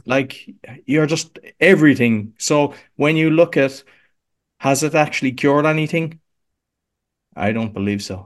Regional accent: Cork, Munster, Ireland; accent: Irish; moved away as an adult; now in Łódź, Poland; I'm here sixteen years, but I'm originally from Cork in Ireland.

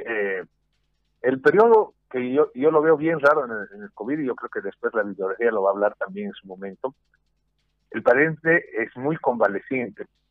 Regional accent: Bolivia

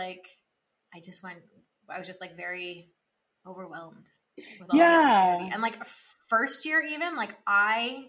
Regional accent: Ottawa, Ontario, Canada; I grew up in Ottawa, and so it's in Ontario.

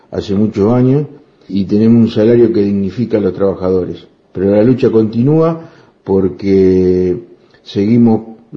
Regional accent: Argentina

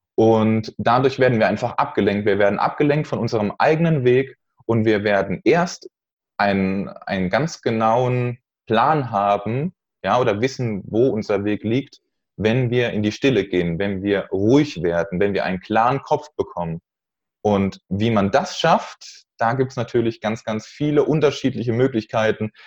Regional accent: Neustadt an der Weinstraße, Rhineland-Palatinate, Germany; Ich komme aus Neustadt an der Weinstraße

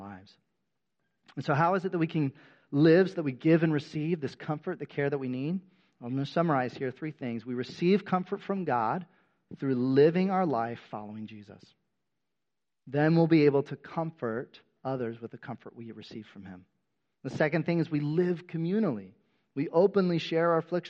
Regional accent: United States; The majority of us who have been born and raised in America

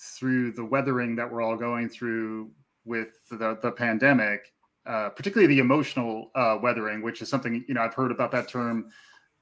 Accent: New York, United States; as a New Yorker

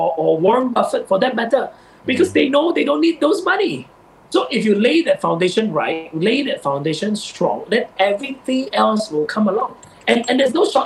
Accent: Sabah, Malaysia; I grew up in Sabah

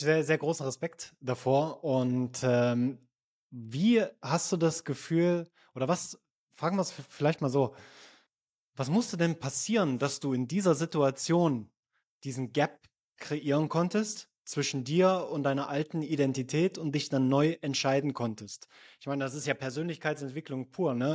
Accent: eastern Germany, Germany; moved away; also born or lived in Switzerland; Meine Heimat ist der tiefste Osten von Deutschland tatsächlich.

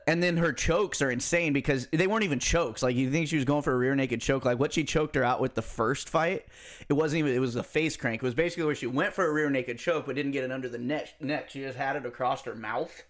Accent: United States

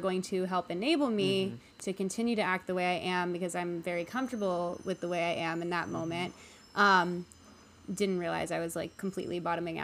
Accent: Chicago, Illinois, United States; moved away as an adult; also born or lived in New York; now in Los Angeles, United States; I was born and raised in Chicago. I very much consider Chicago to be my hometown

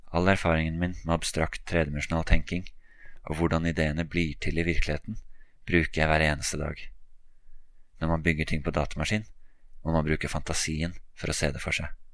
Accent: Oslo, Norway; Oslo, hjembyen min

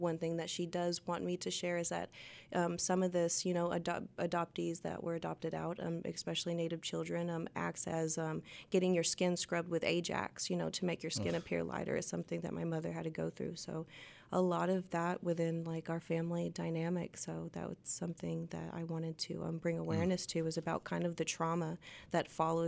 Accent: Arkoma, Oklahoma, United States; also born or lived in Fort Smith, Arkansas; Yes, I was born in Fort Smith, lived on State Line Road. I grew up half of my life in Arkoma, which is a very small town right across the Arkansas border.

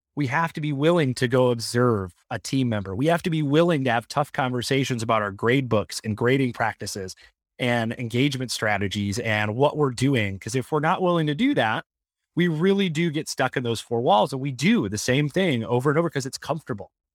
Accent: Michigan, United States; I grew up in Michigan

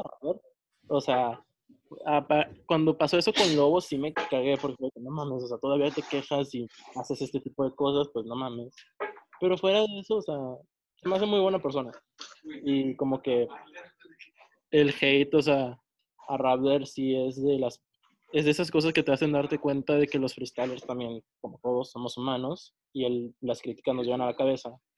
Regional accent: northern Mexico, Mexico; yo soy del norte de México.

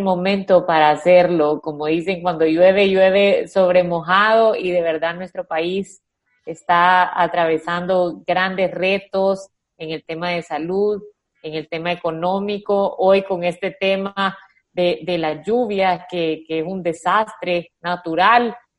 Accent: El Salvador

